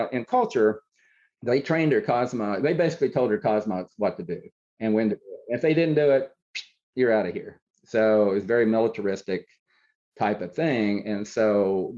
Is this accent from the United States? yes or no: yes; Coalwood, West Virginia, United States; growing up in Colwood